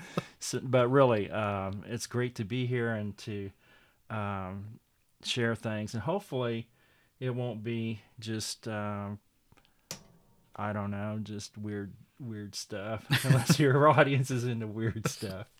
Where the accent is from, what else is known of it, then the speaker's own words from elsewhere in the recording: Miami, Oklahoma, United States; I'm originally from Miami, Oklahoma, mm-hmm. and uh, uh, I was born and raised there